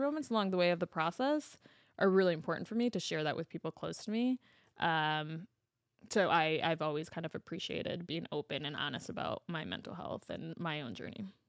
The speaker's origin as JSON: {"language": "English", "town": "Chicago", "region": "Illinois", "country": "United States", "said": "as a Chicagoan"}